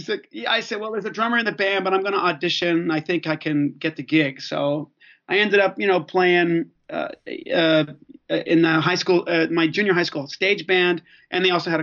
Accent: Belfast, Northern Ireland, United Kingdom; I was born in Belfast, Northern Ireland, so I'm Irish

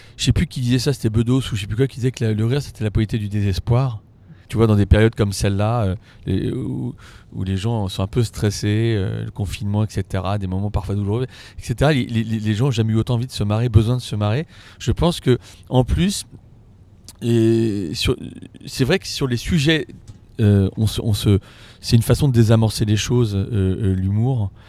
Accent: Paris, Île-de-France, France; je suis parisien

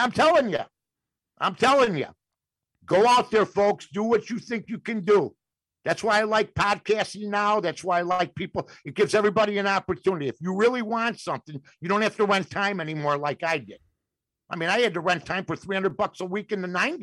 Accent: Chicago, Illinois, United States; my neighborhood was over there on the north side

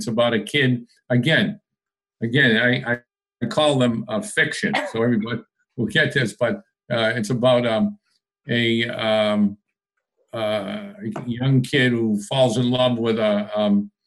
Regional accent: Lowell, Massachusetts, United States; also born or lived in New Hampshire / West Hollywood, Los Angeles; I grew up in Lowell, Massachusetts, in a really tough spot, Irish

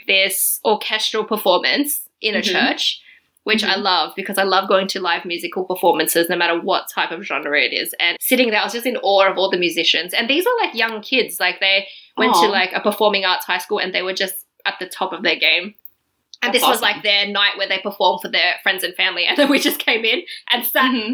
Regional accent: Australia; now in Berlin, Germany; I was from Australia

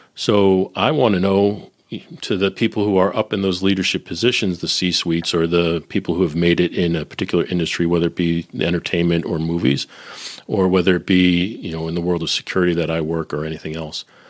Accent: Boston, Massachusetts, United States; also born or lived in Nashville / Silicon Valley / Northern Kentucky; now in Cincinnati, United States; I'm originally from Boston, living in Cincinnati

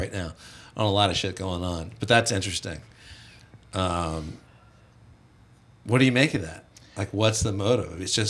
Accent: North Carolina, United States; I grew up in North Carolina.

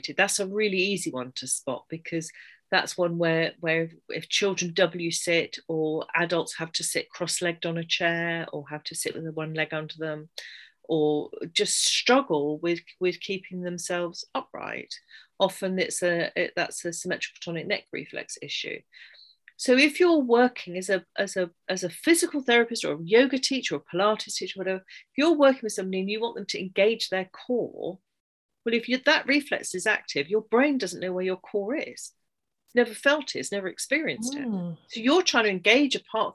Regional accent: England, United Kingdom; I'm English

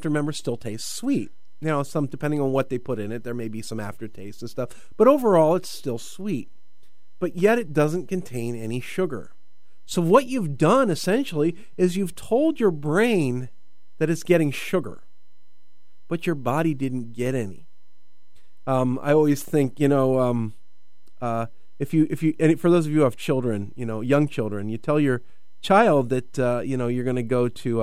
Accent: United States; I'm American

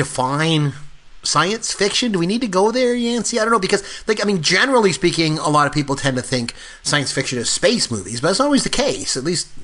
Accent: Canada; We're Canadian.

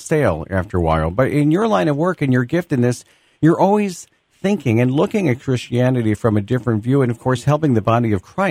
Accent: Long Island, New York, United States; accent: Long Island; my Long Island accent

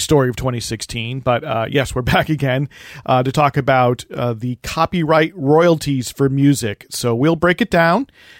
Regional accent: New Jersey, United States; moved away; also born or lived in Chicago; It's because I'm from New Jersey.

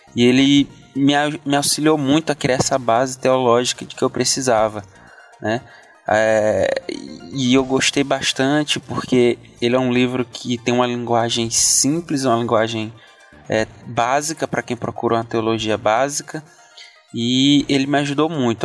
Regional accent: Codó, Maranhão, Brazil; eu sou da cidade de Codó, no estado do Maranhão

